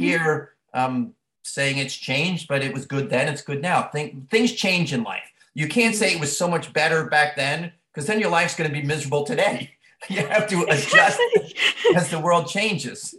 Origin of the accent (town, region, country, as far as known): Long Island, New York, United States; born or raised there; moved away as an adult